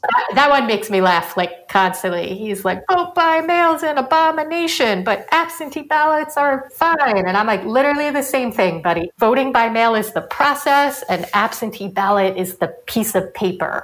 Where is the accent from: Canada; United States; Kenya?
United States; I'm from New York